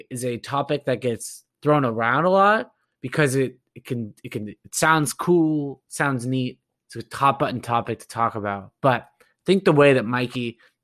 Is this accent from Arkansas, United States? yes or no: no; Southern Orange County, California, United States; now in Boston, United States; I am originally from Southern Orange County, California